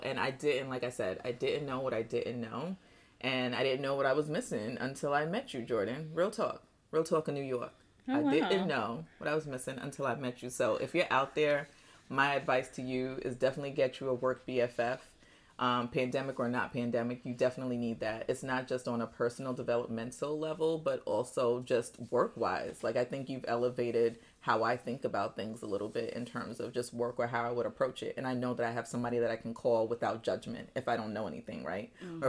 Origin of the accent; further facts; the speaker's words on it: Nigeria; born there; I was born in Nigeria, but I feel like there's more African pieces in your house than there is in mine's.